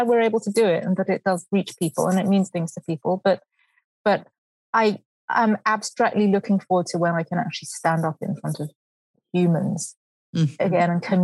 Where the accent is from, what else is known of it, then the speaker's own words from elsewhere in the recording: Brighton, South East England, United Kingdom; moved away; I grew up in Brighton in England